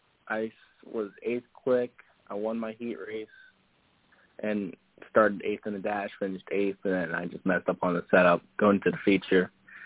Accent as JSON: {"language": "English", "region": "New Jersey", "country": "United States", "said": "my crew guys are from PA and we're from New Jersey"}